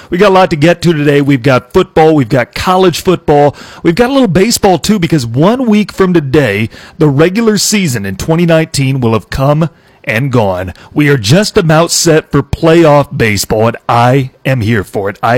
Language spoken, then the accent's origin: English; Iowa, United States; I'm from Iowa.